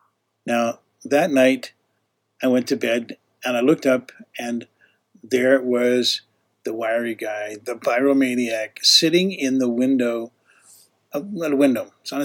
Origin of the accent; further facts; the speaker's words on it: Canada; also born or lived in Utah; now in United States; And even though I was from Utah, and I told him, I said, hey, originally I'm from Canada.